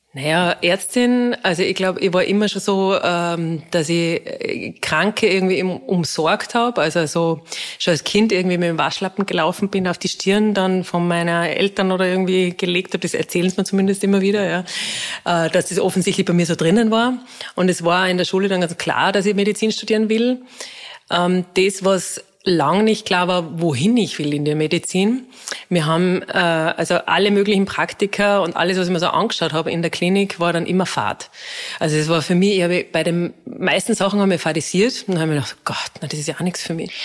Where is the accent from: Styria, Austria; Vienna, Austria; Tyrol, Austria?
Tyrol, Austria; Innsbruck; moved away as an adult; also born or lived in Salzburg; ich bin ursprünglich aus Innsbruck, ja. bin dann nach Salzburg gekommen